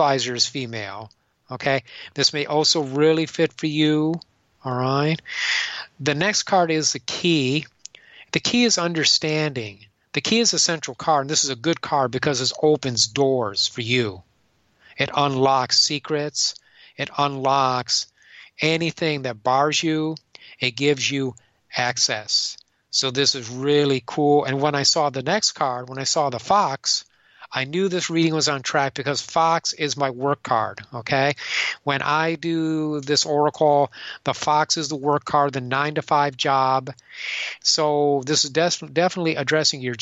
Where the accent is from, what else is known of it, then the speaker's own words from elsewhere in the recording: Michigan, United States; I'm from Michigan